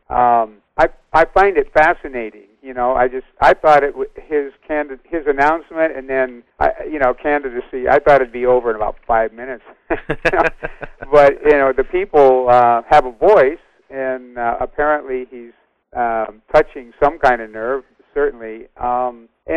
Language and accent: English; the Bay Area, California, United States; I grew up in the Bay Area